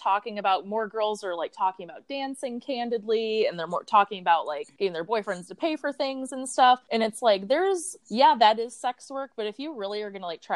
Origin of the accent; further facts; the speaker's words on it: Michigan, United States; moved away as an adult; now in Chicago, United States; I'm from Michigan originally. I've been in Chicago I moved here for college.